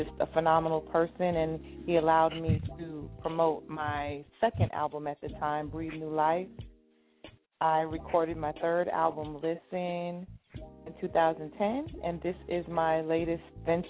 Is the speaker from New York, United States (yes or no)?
yes; Roosevelt, New York, United States; I grew up in Strong Island.